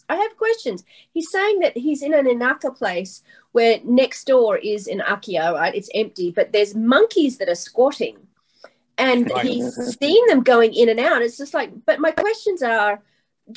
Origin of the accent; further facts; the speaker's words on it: Australia; now in Japan; growing up in Australia